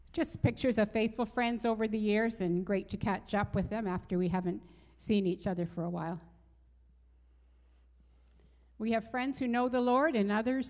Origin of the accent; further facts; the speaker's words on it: Canada; moved away; we're Canadian